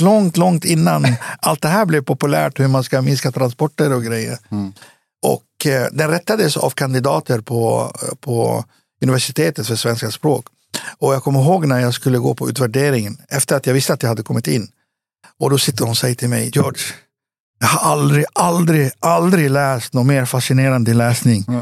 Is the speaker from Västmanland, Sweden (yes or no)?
yes; Västerås, Västmanland, Sweden; also born or lived in Beirut, Lebanon / Cyprus; jag växte upp i, i Västerås